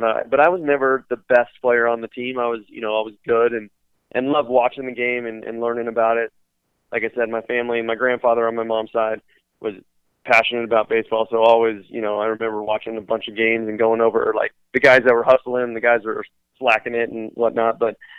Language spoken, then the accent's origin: English; Yucaipa, California, United States; also born or lived in Redlands, California; So Yucaipa's not the biggest town out in California, but yeah, that was home.